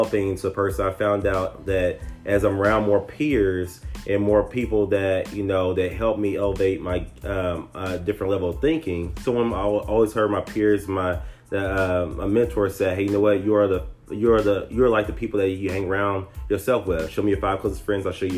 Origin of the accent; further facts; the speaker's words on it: Tyler, Texas, United States; I'm originally from Tyler, Texas, a little small country town